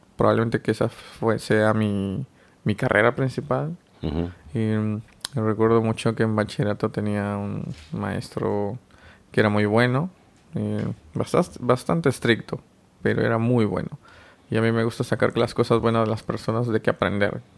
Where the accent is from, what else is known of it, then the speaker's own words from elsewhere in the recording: Oaxaca, Mexico; moved away as an adult; now in Mexico City, Mexico; vengo de Oaxaca, es un estado al sur de México y actualmente resido en Ciudad de México